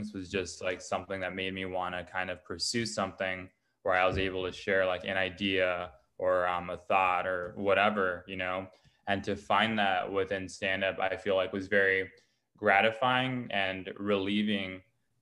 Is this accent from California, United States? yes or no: yes; Los Angeles, California, United States; I grew up in Glassell Park, which is like Northeast Los Angeles area